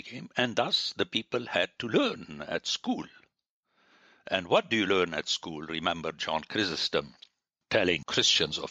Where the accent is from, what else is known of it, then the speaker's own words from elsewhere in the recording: Lebanon; moved away; I grew up in Lebanon, where French, until now, is not a second language